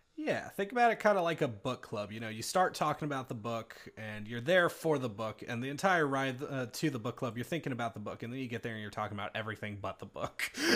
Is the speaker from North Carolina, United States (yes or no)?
yes; North Carolina, United States; I am also from North Carolina